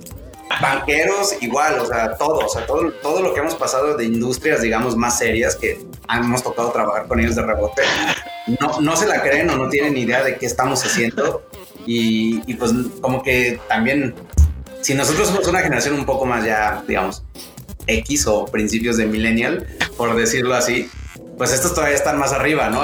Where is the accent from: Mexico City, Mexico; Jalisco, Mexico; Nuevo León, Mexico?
Jalisco, Mexico; Guadalajara; also born or lived in Zapopan; yo, soy de Guadalajara, vivo en Zapo